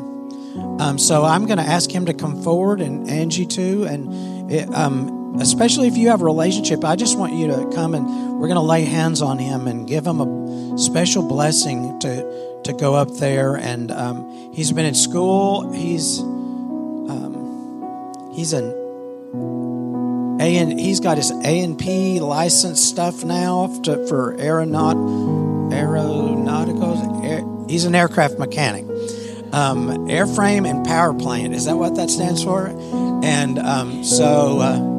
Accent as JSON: {"language": "English", "country": "United States", "tie": "born or raised there", "said": "growing up in the United States"}